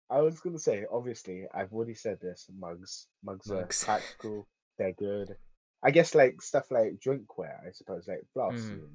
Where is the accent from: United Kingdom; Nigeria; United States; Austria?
United Kingdom; I'm British, because mugs.